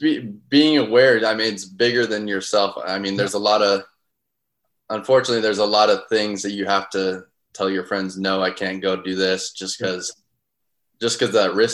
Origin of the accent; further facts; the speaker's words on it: Southern California, United States; moved away as an adult; now in St. Louis, United States; I grew up in Southern California, very hot spot for junior golf